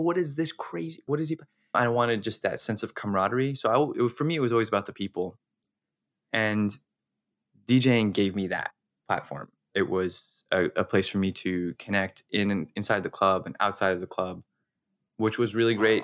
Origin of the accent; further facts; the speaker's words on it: Las Cruces, New Mexico, United States; I'm originally from New Mexico, from a town called Las Cruces.